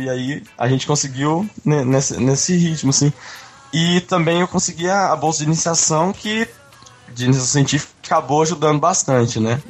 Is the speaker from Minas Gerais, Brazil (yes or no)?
yes; Minas Gerais, Brazil; Eu sou de Minas, né, naturalmente